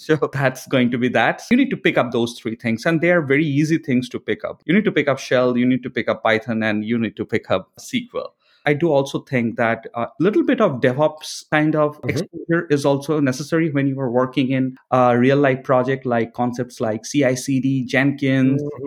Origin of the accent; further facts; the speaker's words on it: India; moved away as an adult; also born or lived in Buenos Aires, Argentina; now in San Francisco, United States; I'm originally from India, I spent a couple of years working in Buenos Aires, Argentina in past